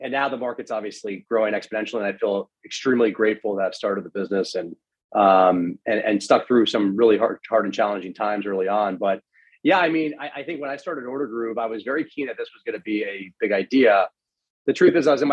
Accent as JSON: {"language": "English", "town": "Miami", "region": "Florida", "country": "United States", "tie": "born or raised there", "also_born_or_lived": "Washington, D.C.", "moved": "as an adult", "said": "I grew up in Miami, Florida"}